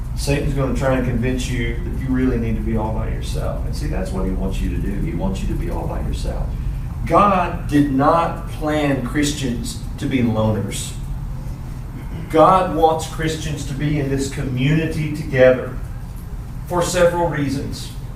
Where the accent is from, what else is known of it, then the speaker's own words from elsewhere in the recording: Pulaski, Tennessee, United States; now in Henderson, United States; I'm from Pulaski, Tennessee. That's a little small town. All right, Bowling Green is like a giant city compared to where I grew up